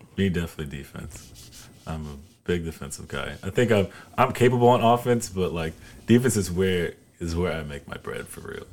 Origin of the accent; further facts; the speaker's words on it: High Point, North Carolina, United States; I'm from North Carolina